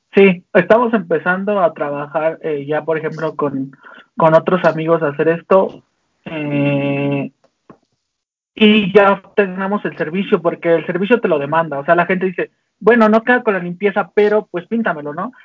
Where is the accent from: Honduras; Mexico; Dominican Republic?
Mexico; Tlalnepantla, State of Mexico; also born or lived in Guadalajara; yo soy de Tanepantla, entonces todo ese barrio que yo traía